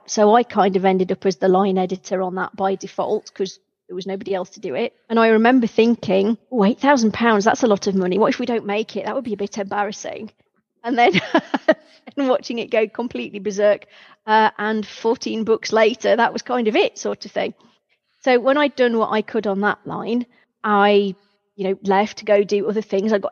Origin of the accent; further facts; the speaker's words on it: United Kingdom; being terribly British about it